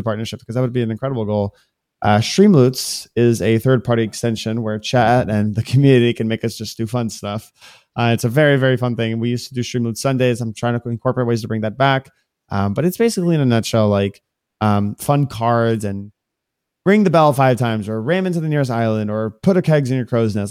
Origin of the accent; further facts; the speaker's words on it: Miami, Florida, United States; I was born and raised in Miami, Florida. This is, like, my home